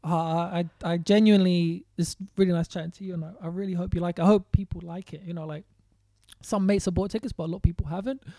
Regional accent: London, United Kingdom; I grew up in West Hampstead, but I spent a lot of time in Kilburn.

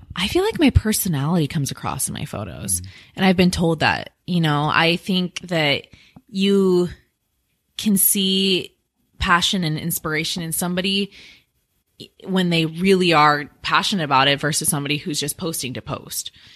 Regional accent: Washington, United States; now in Phoenix, United States; I'm from Washington State

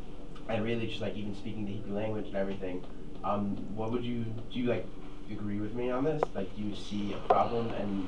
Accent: Five Towns, New York, United States; from Five Towns.

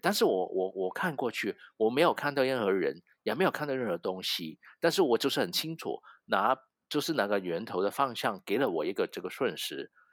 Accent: Hong Kong; Chinese is a second language; 我是一个香港人，所以你一听到我的，呃，国语没有很标准

